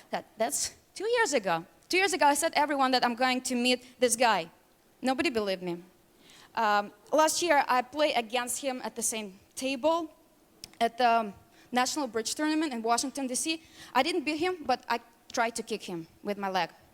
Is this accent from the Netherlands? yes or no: no; Russia; English is a second language; moved away as an adult; now in United States; I grew up in Russia. I came to America three and a half years ago